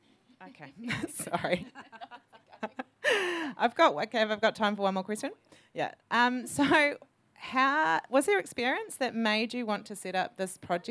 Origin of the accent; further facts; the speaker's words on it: New Zealand; moved away as an adult; I'm from New Zealand